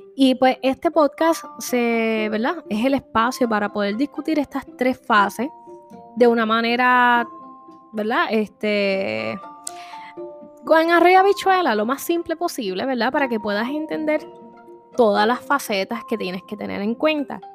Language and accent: Spanish; Vega Baja, Puerto Rico; soy originalmente de Vega Baja, Puerto Rico.